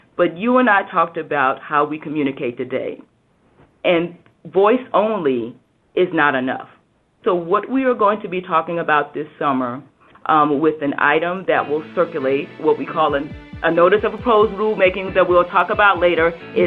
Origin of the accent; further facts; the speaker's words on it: South Carolina, United States; I am from South Carolina and from what we call Hurricane Alley sometimes.